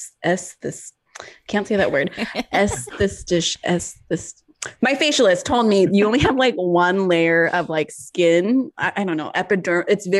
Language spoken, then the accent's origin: English; California, United States; I'm from California